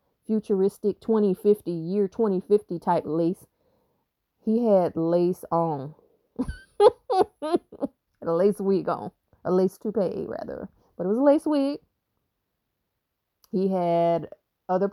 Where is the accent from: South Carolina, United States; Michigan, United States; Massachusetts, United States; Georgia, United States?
South Carolina, United States; I'm from South Carolina